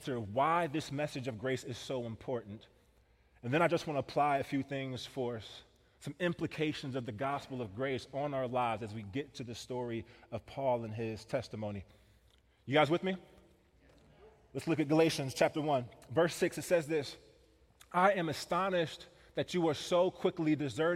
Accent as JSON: {"language": "English", "town": "Kansas City", "region": "Missouri", "country": "United States", "tie": "born or raised there", "moved": "yes", "lives_now": "Wisconsin, United States", "said": "I grew up in Kansas City"}